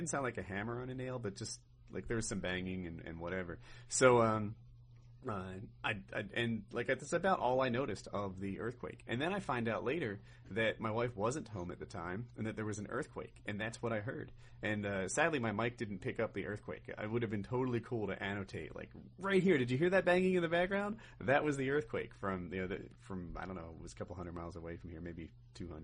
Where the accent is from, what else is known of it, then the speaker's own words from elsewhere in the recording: Ocean City, New Jersey, United States; I grew up in New Jersey, in Ocean City, New Jersey